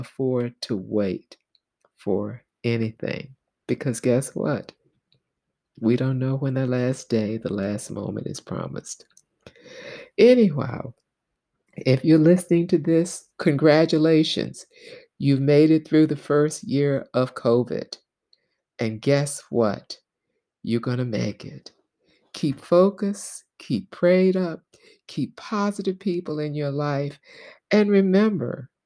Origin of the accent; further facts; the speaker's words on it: the South, United States; As a little girl, Black girl growing up in the South